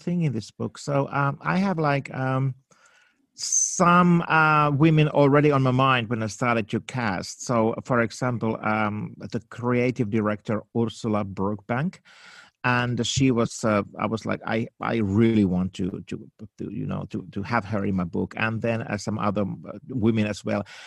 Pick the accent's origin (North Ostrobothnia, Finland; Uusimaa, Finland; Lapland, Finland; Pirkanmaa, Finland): Uusimaa, Finland; Helsinki; English is a second language; moved away as an adult; also born or lived in New York, United States; now in Los Angeles, United States; I was born in Finland, in Helsinki, in a dark night in nineteen sixty-nine